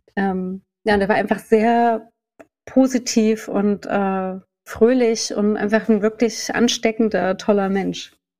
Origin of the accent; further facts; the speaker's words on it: Saxony-Anhalt, Germany; ich komme ja aus Sachsen-Anhalt